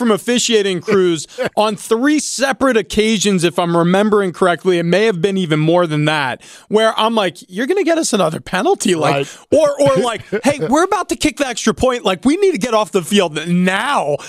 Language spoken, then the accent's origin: English; New York, United States; I grew up in New York, and this feels just feels almost against a religion if I had any.